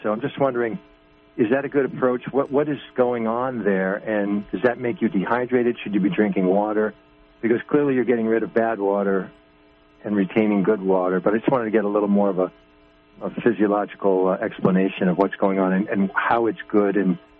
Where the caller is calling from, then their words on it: New York, United States; I'm from New York, and hello?